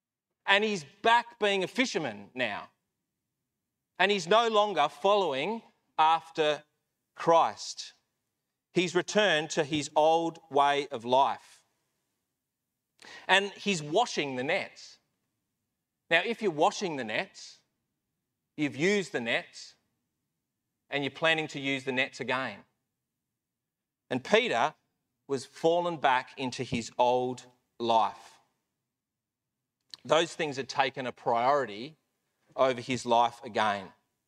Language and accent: English; Melbourne, Victoria, Australia; moved away as an adult; But when I came over here when I was 18 from Melbourne, it didn't work out with a girl.